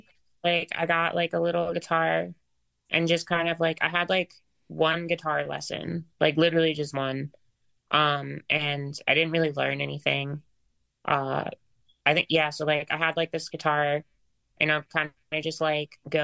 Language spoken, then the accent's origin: English; New Jersey, United States; also born or lived in Philadelphia; I grew up like in South Jersey and kind of just like in and around the city pretty much like most of my life. I'd say like a majority of my childhood was in South Jersey